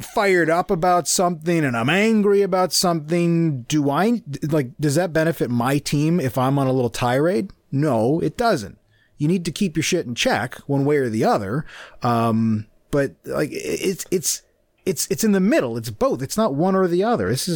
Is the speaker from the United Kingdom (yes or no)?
no; Canada; also born or lived in United States; I'm Canadian